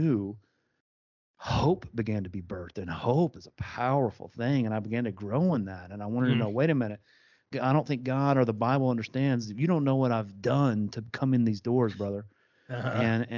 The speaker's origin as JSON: {"language": "English", "region": "East Tennessee", "country": "United States", "said": "I'm from East Tennessee, which is about 2.5 hours away"}